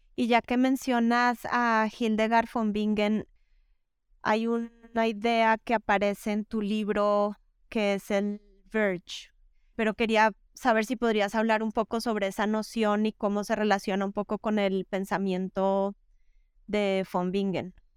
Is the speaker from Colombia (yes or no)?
yes; Bogotá, Colombia; born or raised there; now in Spain